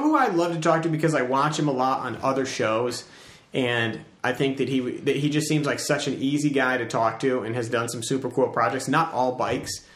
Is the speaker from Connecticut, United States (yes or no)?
yes; Farmington, Connecticut, United States; moved away; I was in my hometown, which is like in the middle of, it's called Farmington. It's in CT